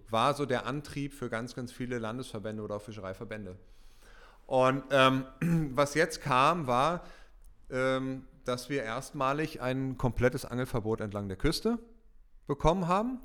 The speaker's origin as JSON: {"language": "German", "country": "Germany", "tie": "born or raised there", "said": "ich bin in der Elbe groß geworden, westlich von Hamburg"}